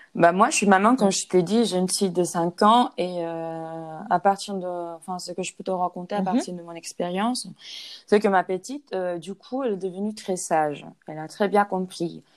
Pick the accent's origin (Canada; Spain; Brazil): Spain; French is a second language; also born or lived in Cergy, France; je suis espagnole